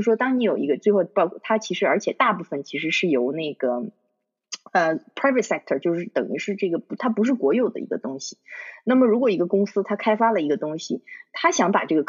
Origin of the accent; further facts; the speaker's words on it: China; now in United Kingdom; 就像你我他，我们其实是中国人，我们在中国长大的。